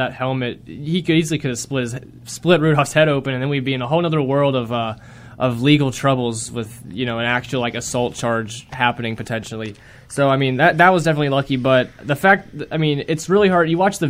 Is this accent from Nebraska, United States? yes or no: no; Rock Hill, South Carolina, United States; moved away; my hometown, Rock Hill, South Carolina.